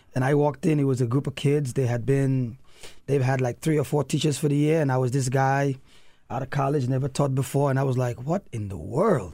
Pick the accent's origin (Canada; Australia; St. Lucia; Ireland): St. Lucia; moved away; also born or lived in New York City / DC metro area; my grandparents kinda raised me in the Caribbean